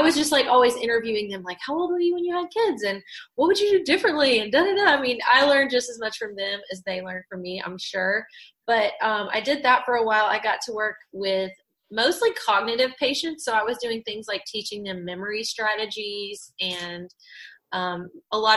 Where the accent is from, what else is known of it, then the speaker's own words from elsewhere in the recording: Fairview, North Carolina, United States; moved away; also born or lived in Asheville; I'm from Asheville. And actually Fairview, kind of like very heavily laden with cows and pastures and curvy roads